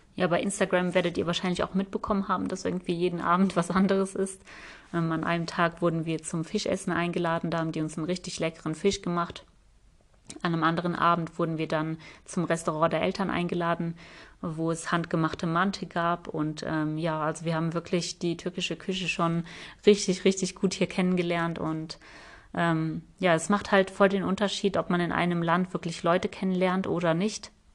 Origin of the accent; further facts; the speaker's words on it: Germany; wir sind aus Deutschland